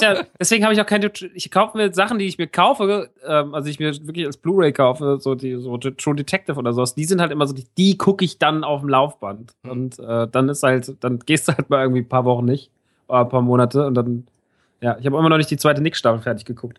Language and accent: German; Rodgau, Hesse, Germany; moved away; im Rottgau, im Kino meiner alten Heimat